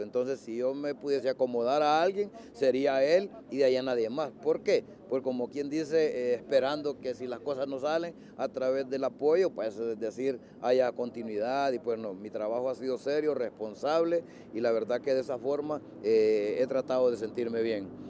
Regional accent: Honduras

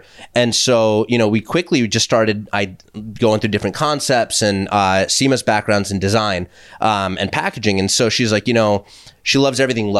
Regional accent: Vancouver, British Columbia, Canada; all right, I'm from Vancouver, so what's the best bagel in Manhattan?

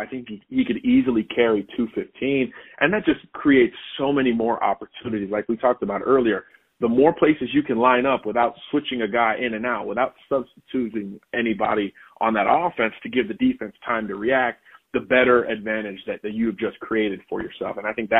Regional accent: Miami, Florida, United States; I grew up in Miami

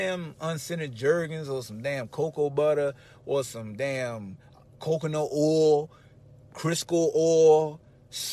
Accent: Hampton, Virginia, United States; moved away

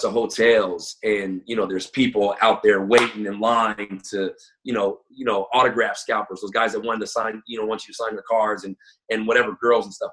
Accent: Tacoma, Washington, United States; also born or lived in Federal Way, Washington; I'm, I'm from Tacoma. I live in Tacoma, so I went to Lincoln High School my freshman year.

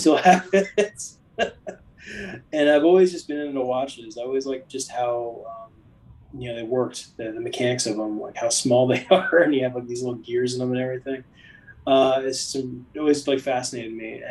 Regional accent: Allentown, Pennsylvania, United States; moved away as an adult; also born or lived in Greensboro, North Carolina; now in Charlotte, United States; I was born and raised outside of Philadelphia

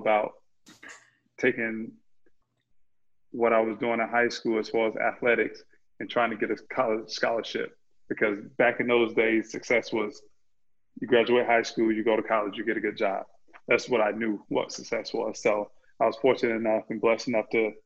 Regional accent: Lakeland, Florida, United States; I grew up in Lakeland, Florida, went to Kathleen High School graduated in 95

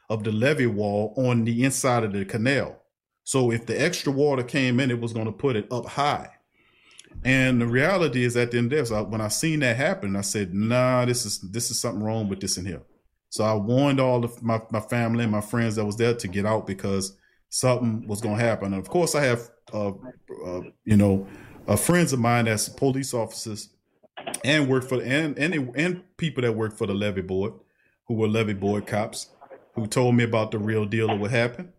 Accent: New Orleans, Louisiana, United States; I'm from the Lower Ninth

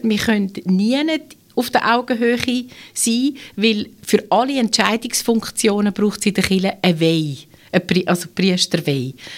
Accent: Switzerland; bei uns in der Schweiz

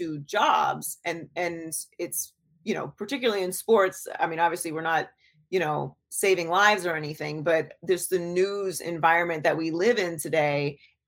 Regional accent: Pittsburgh, Pennsylvania, United States; also born or lived in Miami; now in Los Angeles, United States; I was born and raised in Pittsburgh, Pennsylvania

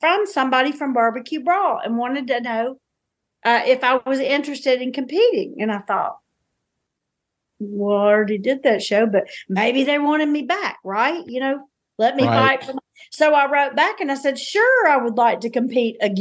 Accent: the South, United States; I'm a Southerner

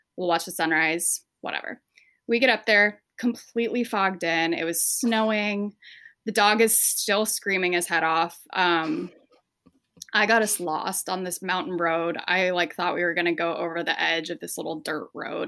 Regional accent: Spokane, Washington, United States; moved away as an adult; now in Detroit, United States; we're from eastern Washington, so, like, right next to Idaho. We're actually from Spokane

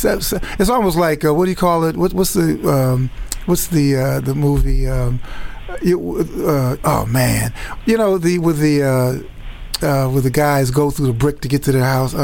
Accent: Chicago, Illinois, United States; growing up in Chicago again, I grew up on 78th and Calumet.

